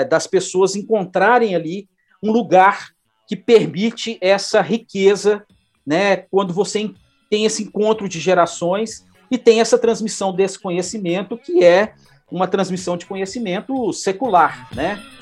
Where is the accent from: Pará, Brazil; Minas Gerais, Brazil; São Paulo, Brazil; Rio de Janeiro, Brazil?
Minas Gerais, Brazil; Belo Horizonte; also born or lived in Araguari; eu sou aqui de Belo Horizonte, né, é, moro aqui, na verdade, nasci em Araguari, em Triângulo Mineiro, mas moro em Belo Horizonte desde de menino